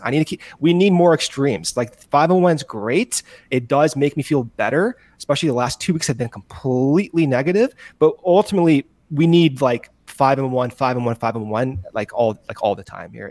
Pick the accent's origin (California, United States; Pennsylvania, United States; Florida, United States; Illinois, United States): Illinois, United States; Buffalo Grove; moved away; also born or lived in West Coast; I'm from Buffalo Grove